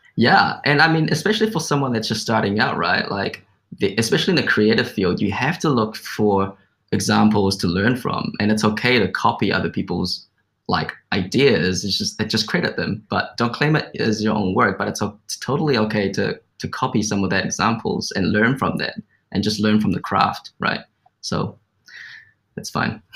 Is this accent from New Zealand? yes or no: yes; New Zealand; growing up in New Zealand, which is like a Western culture